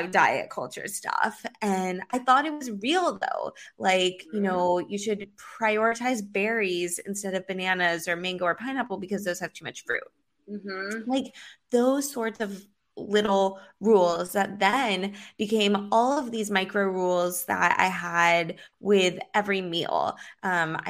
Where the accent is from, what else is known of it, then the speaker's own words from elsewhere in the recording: Los Angeles, California, United States; now in Miami Beach, United States; I grew up in Los Angeles and I live in Miami Beach now